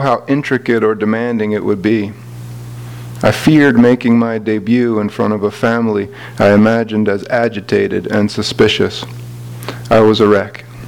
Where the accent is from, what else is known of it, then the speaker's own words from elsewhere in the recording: Philadelphia, Pennsylvania, United States; I'm from Philadelphia.